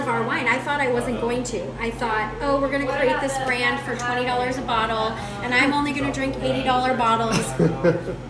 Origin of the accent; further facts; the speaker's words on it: Wisconsin, United States; I'm from Wisconsin